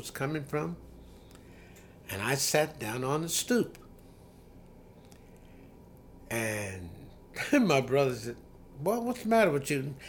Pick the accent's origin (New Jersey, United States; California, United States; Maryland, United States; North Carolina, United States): Maryland, United States; Elkton; my hometown of Elkton, Maryland